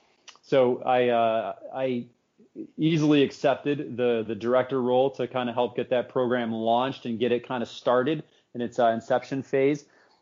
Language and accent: English; Southern Tier, New York, United States; I was born and raised in the Southern Tier, and that's an area that's been kind of cast off, you know, for a long time.